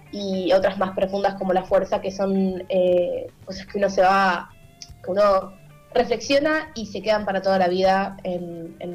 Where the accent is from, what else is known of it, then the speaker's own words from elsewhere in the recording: Buenos Aires Province, Argentina; now in Buenos Aires, Argentina; soy nativa de todo lo que es zona norte, movida musical de por allá